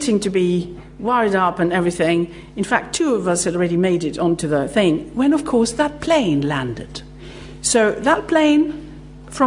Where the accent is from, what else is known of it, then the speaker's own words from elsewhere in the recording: Greece; moved away; I'm actually Greek